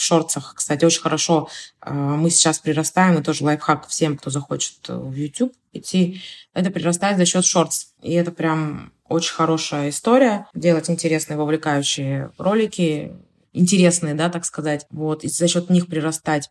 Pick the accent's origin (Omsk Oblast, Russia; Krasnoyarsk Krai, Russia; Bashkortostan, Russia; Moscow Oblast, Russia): Omsk Oblast, Russia; Omsk; now in Saint Petersburg, Russia; я сама родом из Омска, а я нахожусь в Санкт-Петербурге